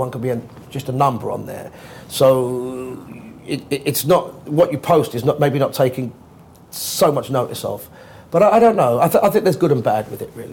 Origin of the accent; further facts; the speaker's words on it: London, United Kingdom; I grew up as a Londoner